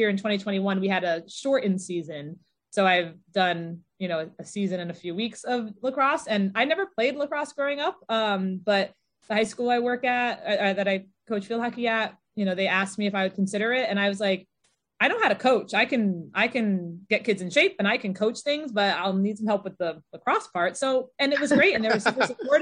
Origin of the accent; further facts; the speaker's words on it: Connecticut, United States; I'm from Connecticut